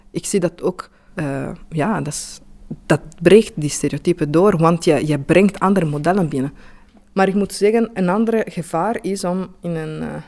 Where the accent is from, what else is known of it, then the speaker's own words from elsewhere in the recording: Italy; Dutch is a second language; moved away as an adult; now in Belgium; ik ben Italiaans, maar ja, eh, ik woon hier sinds vijf jaar.